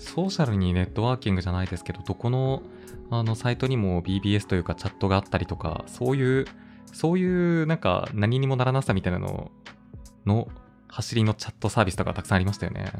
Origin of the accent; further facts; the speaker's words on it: Kitahiroshima, Hokkaido, Japan; moved away; 北広島というところが出身